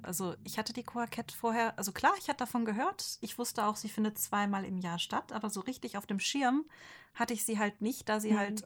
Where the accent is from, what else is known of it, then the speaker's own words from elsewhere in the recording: Ostwestfalen-Lippe, North Rhine-Westphalia, Germany; now in Rhine-Main area, Germany; Ich komme halt aus Ostwestfalen-Lippe